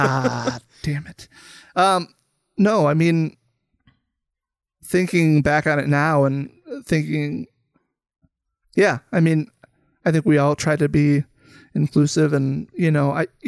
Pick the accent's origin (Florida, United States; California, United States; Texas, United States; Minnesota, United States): Minnesota, United States; Mayer; also born or lived in Becker, Minnesota; I grew up in Minnesota. Most of my childhood was in Mayer, Minnesota, a small town kind of west of the city, is half hour, 45 minutes or so. And then I moved up to Becker, where we are now in fifth grade.